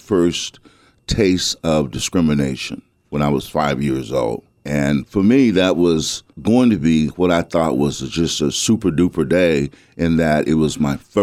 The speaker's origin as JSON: {"language": "English", "town": "Bessemer", "region": "Alabama", "country": "United States", "tie": "born or raised there", "said": "the time that I grew up in Bessemer"}